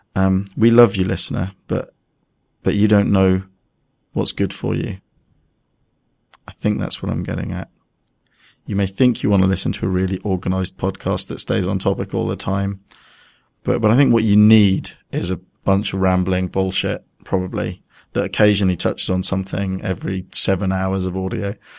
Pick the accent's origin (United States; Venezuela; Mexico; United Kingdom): United Kingdom; we're mostly British